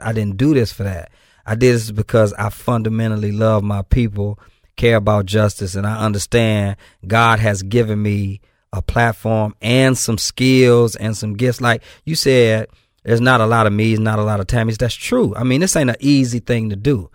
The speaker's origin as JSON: {"language": "English", "town": "Benton Harbor", "region": "Michigan", "country": "United States", "moved": "as an adult", "lives_now": "Memphis, United States", "said": "I'm from Benton Harbor, Michigan"}